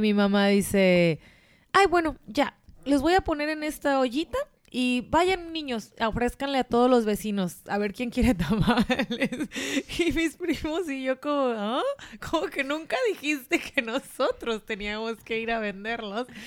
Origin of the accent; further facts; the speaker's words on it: Mexico; de México